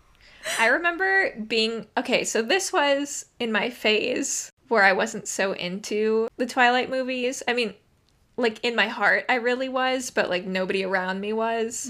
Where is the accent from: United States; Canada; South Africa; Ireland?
United States; Phoenix, Arizona; also born or lived in London; I'm from Phoenix